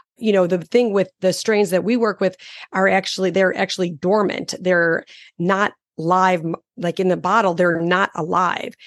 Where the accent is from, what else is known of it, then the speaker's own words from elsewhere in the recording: Chicago, Illinois, United States; I'm from Chicago